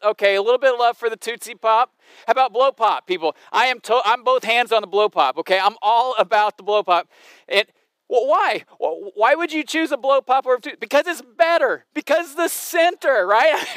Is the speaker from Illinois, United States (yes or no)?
yes; Southern Illinois, United States; I grew up in Southern Illinois